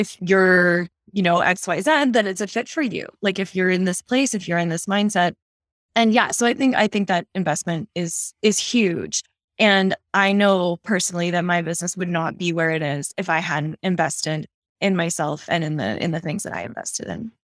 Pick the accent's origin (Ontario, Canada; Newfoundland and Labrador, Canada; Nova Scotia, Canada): Nova Scotia, Canada; moved away as an adult; now in Calgary, Canada; I'm actually from the east coast of Canada. So I grew up in Nova Scotia